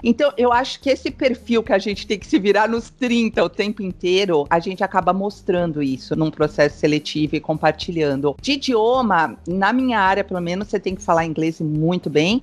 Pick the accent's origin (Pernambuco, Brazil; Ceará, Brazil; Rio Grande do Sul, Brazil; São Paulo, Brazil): São Paulo, Brazil; moved away as an adult; also born or lived in São Caetano do Sul, Brazil; now in Cascais, Portugal; eu sou brasileira, né? Eu nasci, fui criada em São Paulo